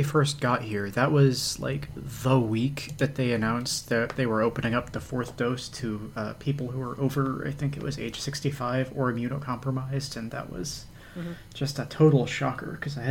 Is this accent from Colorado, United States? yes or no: no; Texas, United States; now in Ontario, Canada; I'm from Texas.